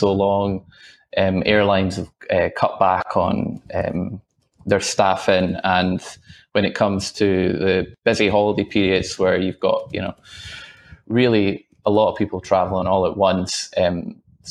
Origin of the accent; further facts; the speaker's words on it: Scotland, United Kingdom; now in Australia; I'm not originally from Australia. I traveled back to Scotland to visit family.